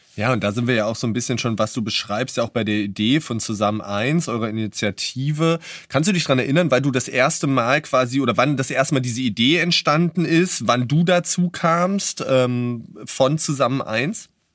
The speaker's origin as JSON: {"language": "German", "region": "Berlin", "country": "Germany"}